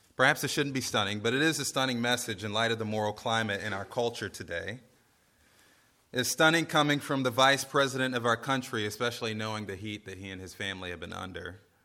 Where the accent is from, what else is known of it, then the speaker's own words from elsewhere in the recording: United States; as American Christians